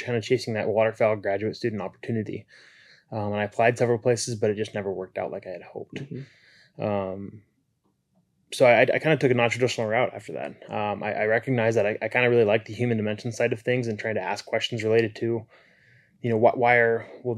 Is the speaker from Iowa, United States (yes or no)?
yes; Iowa, United States; moved away as an adult; also born or lived in South Dakota / Arkansas; now in North Dakota, United States; being from Iowa and growing up in Iowa initially and my whole life